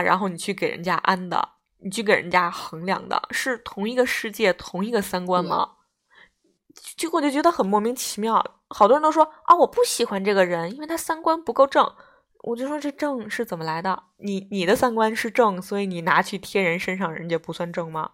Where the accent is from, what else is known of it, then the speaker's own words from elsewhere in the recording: Beijing, China; moved away as an adult; 我作为一个北京人，我出国以后我明显感觉到作为一个北京人的学习能力不及外省市的学生